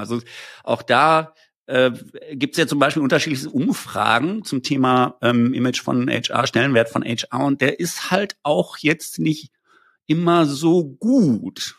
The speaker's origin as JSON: {"language": "German", "town": "Wiesbaden", "region": "Hesse", "country": "Germany", "said": "ich komme ja aus Wiesbaden"}